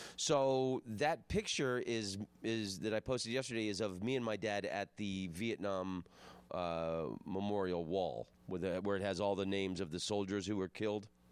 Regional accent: Florida, United States; I'm from Florida

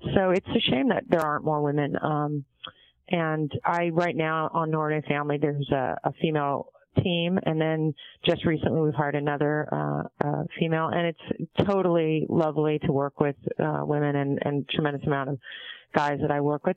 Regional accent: San Diego, California, United States; also born or lived in Montreal, Canada / Vancouver, Canada; grew up in San Diego

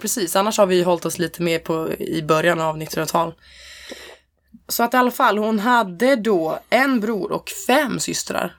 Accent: Hälsingland, Gävleborg County, Sweden; jag är från Hälsingland

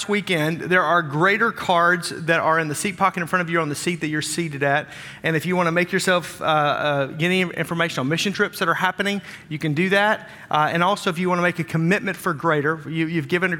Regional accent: Wisconsin, United States; We're from Wisconsin

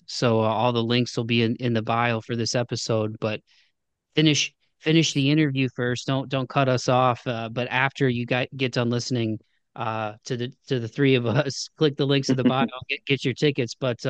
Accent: Midwest, United States; it all seemed very like otherworldly growing up in the Midwest, you know.

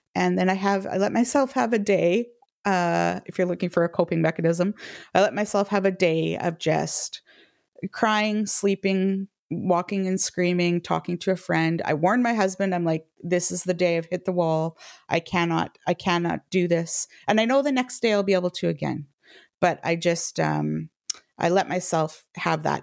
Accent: Canada; now in United Kingdom; I'm a Canadian living in the U K

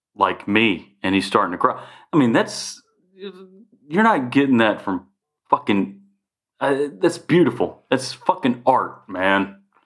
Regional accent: the South, United States; we're from the South

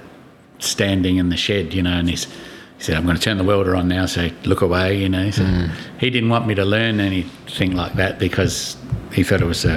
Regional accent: Adelaide, South Australia, Australia; I was born back in Adelaide, and so I just used to go back there for holidays and things, you know, when I was a kid

